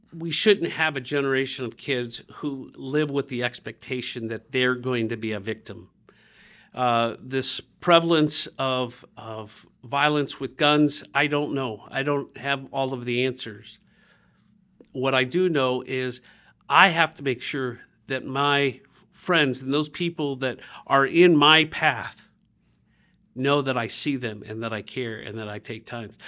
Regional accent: Dayton, Ohio, United States; when I grew up in Dayton, Ohio

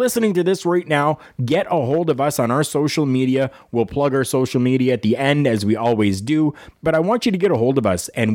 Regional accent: Canada

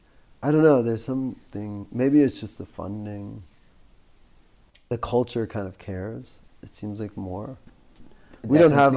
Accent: New York, United States; moved away; I grew up in New York

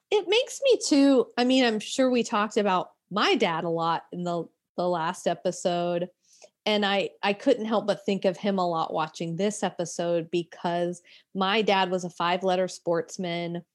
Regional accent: Florence, South Carolina, United States; I grew up in Florence, South Carolina

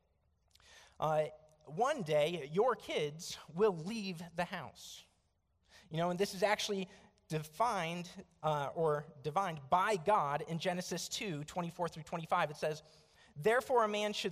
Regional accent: United States; also born or lived in Tucson, Arizona; I am an American

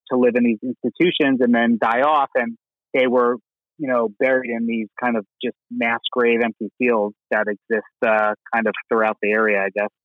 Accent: New York, United States; Born and raised in New York

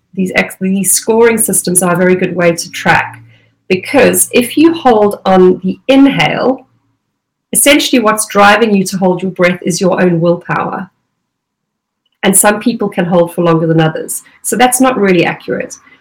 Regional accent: Durban, KwaZulu-Natal, South Africa; moved away as an adult; now in United Kingdom; I grew up around in Durban.

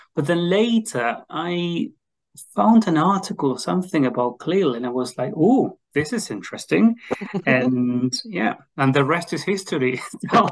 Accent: Argentina; English is a second language; moved away as an adult; now in Edinburgh, United Kingdom; I am originally from Argentina and I am currently working with the University of Edinburgh

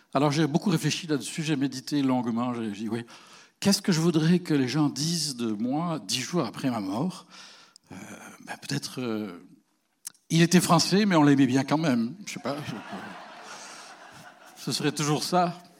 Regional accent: France; now in Canada; chez nous, en Europe

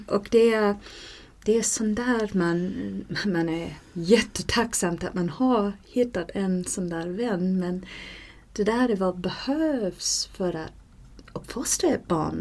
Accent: Canada; Swedish is a second language; moved away; där jag kommer ifrån i Kanada

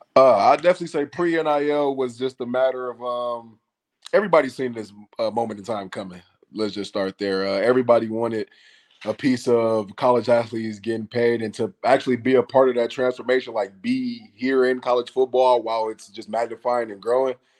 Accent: Savannah, Georgia, United States; also born or lived in Flint, Michigan; now in Atlanta, United States; I moved to, uh, Savannah, Georgia when I was nine years o-, ten years old, I believe, one of the two. And I, I came to move to Atlanta with my father in twenty sixteen

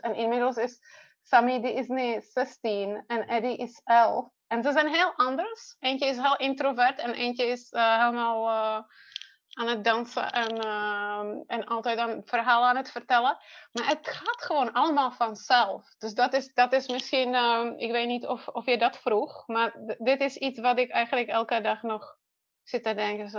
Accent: Czechia; Dutch is a second language; moved away as an adult; now in Netherlands; Ik ben geboren in Tsjechië en ik woon in Nederland. Um, het wordt 21 jaar dit jaar. Eh, dat, ik, dat ik naar Nederland kwam

